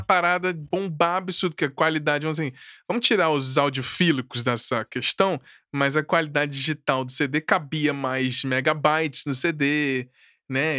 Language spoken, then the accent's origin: Portuguese; Brasília, Federal District, Brazil; also born or lived in Rio de Janeiro; eu nasci no Rio, mas fui pra Brasília, assim, cresci, fui criado por lá